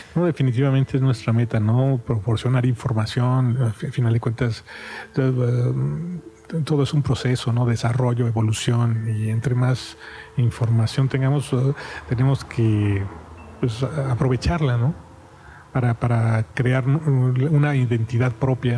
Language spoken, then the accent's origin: Spanish; Mexico; somos mexicanos